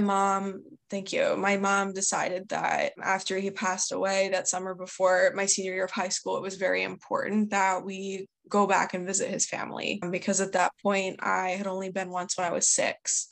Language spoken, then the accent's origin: English; outside Philadelphia, Pennsylvania, United States; I grew up about 45 minutes outside of Philadelphia, so in the suburbs.